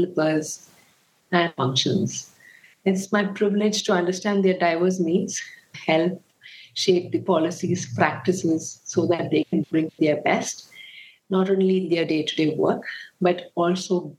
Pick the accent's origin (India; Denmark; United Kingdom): India; Bengaluru, Karnataka; I was born and brought up in Bangalore